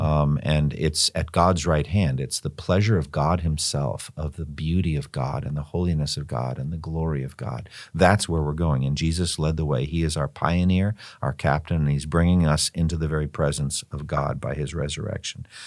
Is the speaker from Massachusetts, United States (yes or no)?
yes; Boston, Massachusetts, United States; also born or lived in Raleigh-Durham-Chapel Hill, North Carolina; now in Raleigh-Durham area, United States; my hometown, Boston and Cambridge